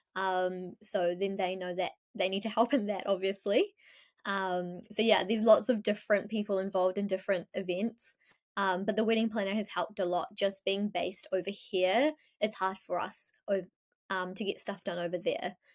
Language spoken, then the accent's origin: English; Ahmedabad, Gujarat, India; now in New Zealand; I'm from Ahmedabad, so it's a very Ahmedabad thing